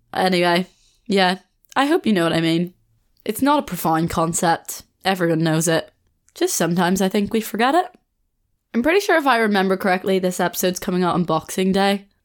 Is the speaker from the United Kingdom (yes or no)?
yes; Belfast, Northern Ireland, United Kingdom; moved away as an adult; also born or lived in Australia; now in Leeds, United Kingdom